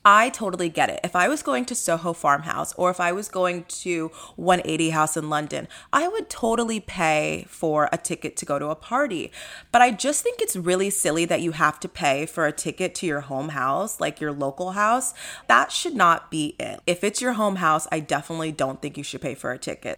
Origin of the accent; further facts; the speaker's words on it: Nigeria; I'm Nigerian.